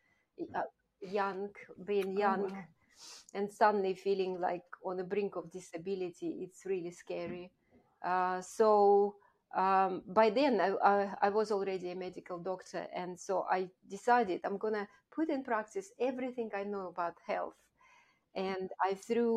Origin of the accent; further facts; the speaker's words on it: Russia; moved away as an adult; also born or lived in Kazakhstan / United Kingdom; I grew up in Russia, Soviet Russia at the time